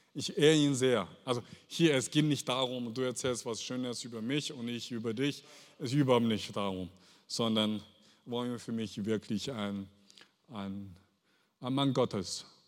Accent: Henan, China; German is a second language; now in Germany; ich bin aufgewachsen in China, in äh, Henan, Henan Provinz, südlich

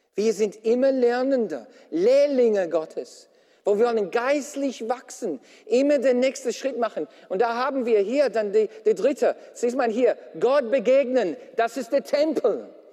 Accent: Australia; now in Germany; als Australier

